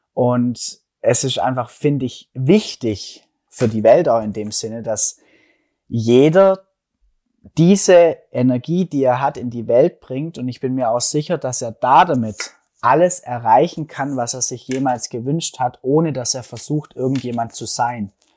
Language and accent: German; Stuttgart area, Baden-Württemberg, Germany; accent: Swabian; komme aus Deutschland, aus dem schönen Stuttgarter Raum. Hört man vielleicht auch ein bisschen an meinem Schwäbeln, an meinem schwäbischen Akzent